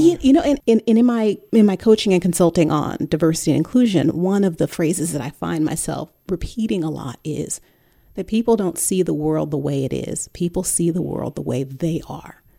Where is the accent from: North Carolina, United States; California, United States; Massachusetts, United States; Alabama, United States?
California, United States; Bay Area; also born or lived in New York / Dallas suburbs; now in Dallas, United States; growing up in the Bay Area